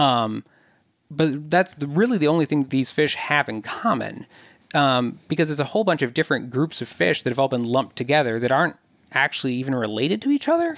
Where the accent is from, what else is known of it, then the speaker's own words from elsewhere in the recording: southern Minnesota, United States; I grew up mainly in southern Minnesota